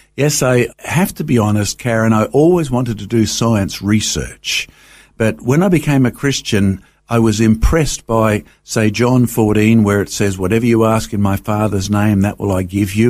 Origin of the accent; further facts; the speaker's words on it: Brisbane, Queensland, Australia; I grew up, um, you know, just on the edge of Brisbane, down in the Wynne Manly area.